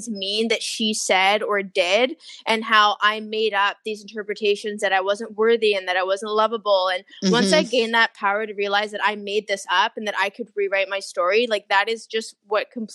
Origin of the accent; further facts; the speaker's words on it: Victoria, British Columbia, Canada; also born or lived in Toronto / China; now in Vancouver, Canada; I'm originally from Victoria, BC.